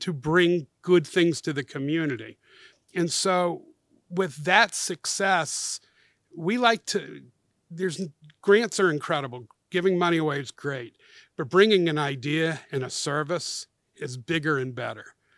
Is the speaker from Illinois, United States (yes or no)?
no; Atlanta, Georgia, United States; my hometown where I'm a native